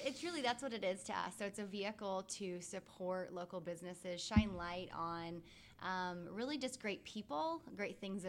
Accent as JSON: {"language": "English", "town": "Leawood", "region": "Kansas", "country": "United States", "tie": "born or raised there", "also_born_or_lived": "Long Island, New York", "lives_now": "Wichita, United States", "said": "I grew up in Kansas City."}